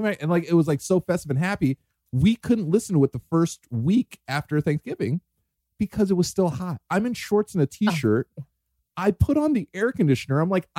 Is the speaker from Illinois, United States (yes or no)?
no; New York, United States; moved away; I miss the snow because I'm originally from New York.